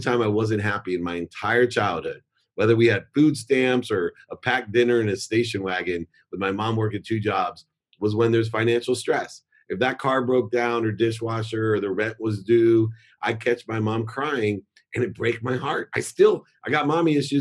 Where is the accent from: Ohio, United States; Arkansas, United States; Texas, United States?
Ohio, United States; Akron; also born or lived in San Diego, California; now in Orange County, United States; I grew up in Akron, Ohio